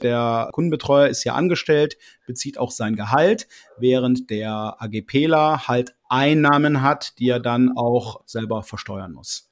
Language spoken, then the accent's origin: German; Dormagen, North Rhine-Westphalia, Germany; bin aus Dormagen, das liegt im Rheinland zwischen Düsseldorf und Köln